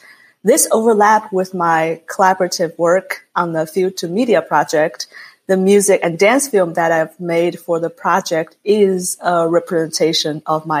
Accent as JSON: {"language": "English", "country": "China", "tie": "born or raised there", "moved": "yes", "lives_now": "Minnesota, United States", "said": "I was born and raised in China. I was trained both in Chinese traditional music and Western classical music."}